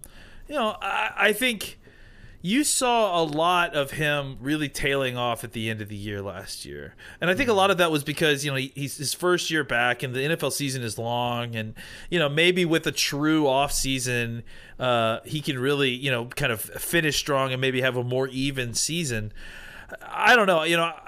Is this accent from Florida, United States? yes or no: no; Auburn, Alabama, United States; I'm from Auburn, I went to school at Auburn, so I've been aware of him.